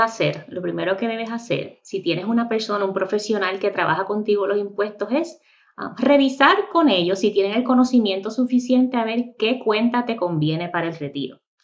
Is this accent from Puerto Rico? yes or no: yes; Puerto Rico; moved away as an adult; also born or lived in Miami, Florida; now in North Carolina, United States; soy nacida y criada en Puerto Rico.